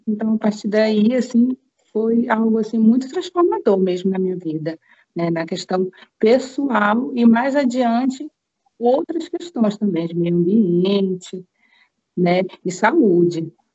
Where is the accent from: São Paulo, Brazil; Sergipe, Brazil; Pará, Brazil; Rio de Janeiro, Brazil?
Pará, Brazil; Belém; lá em Belém do Pará, de onde eu sou